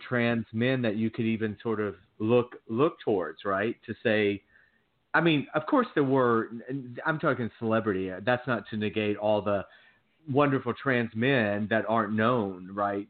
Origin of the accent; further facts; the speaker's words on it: Georgia, United States; I'm from Georgia. I, I grew up in the South